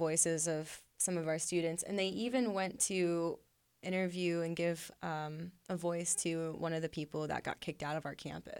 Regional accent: Columbus, Ohio, United States; I'm from Columbus.

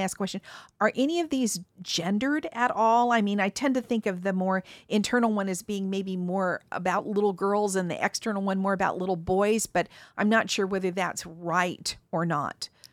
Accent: Mountain West, United States; I was born in the Mountain West

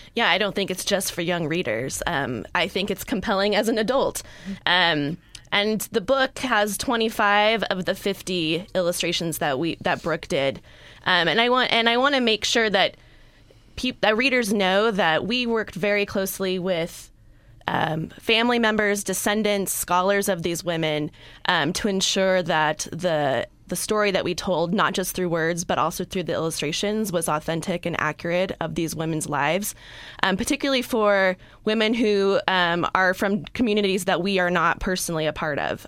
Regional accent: California, United States; I'm a native Californian

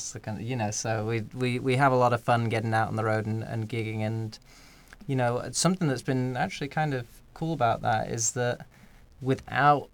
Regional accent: Scunthorpe, Yorkshire and the Humber, United Kingdom; born or raised there; moved away

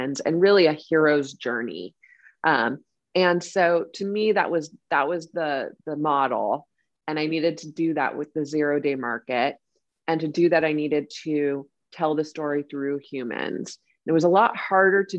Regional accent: Silicon Valley, California, United States; we grew up in Silicon Valley

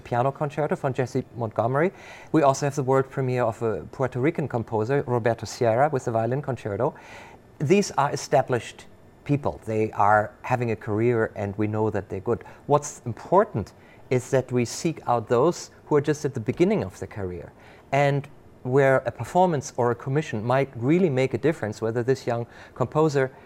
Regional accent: Germany; now in Rochester, United States; I grew up in Germany

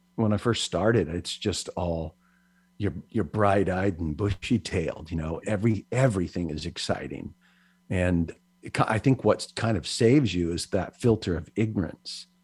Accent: Hawaii, United States; also born or lived in Philippines; growing up in Hawaii

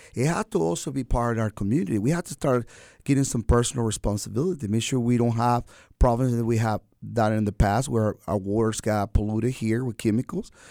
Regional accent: Venezuela; moved away as an adult; now in Wilmington, United States; I am an American citizen by choice, Venezuelan

